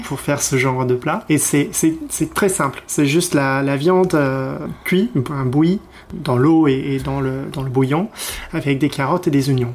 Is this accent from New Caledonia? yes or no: no; Edinburgh, Scotland, United Kingdom; French is a second language; moved away as an adult; also born or lived in Glasgow; now in France; je suis euh, d'Édimbourg, la, capitale.